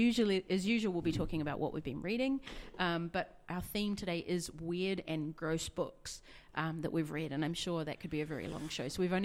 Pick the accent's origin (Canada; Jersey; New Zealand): New Zealand; now in Australia; I'm from New Zealand.